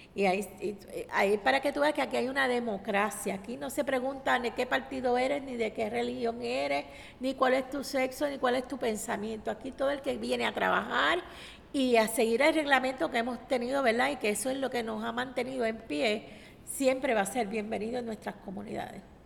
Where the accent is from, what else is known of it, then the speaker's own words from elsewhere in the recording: San Juan, Puerto Rico; yo soy nacida y criada en Barrio Obrero hace 60 años